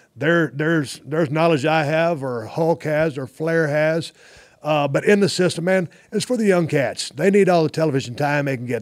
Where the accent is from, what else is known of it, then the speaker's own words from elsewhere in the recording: South Texas, United States; also born or lived in Austin, Texas / Victoria, Texas / Edna, Texas; growing up in South Texas